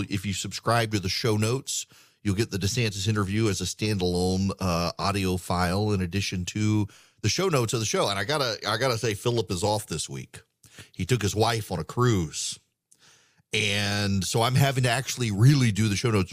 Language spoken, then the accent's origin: English; United States; I'm an American